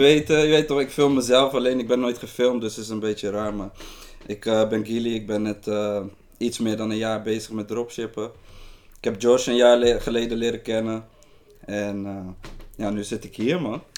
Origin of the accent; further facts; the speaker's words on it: Rotterdam, South Holland, Netherlands; Ik ben een jongen uit Rotterdam